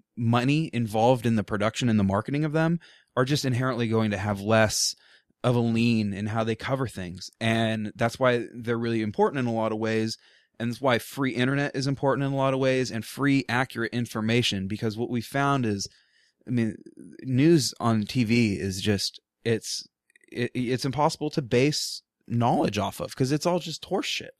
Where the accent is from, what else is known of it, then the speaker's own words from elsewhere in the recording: Portland, United States; I grew up in Portland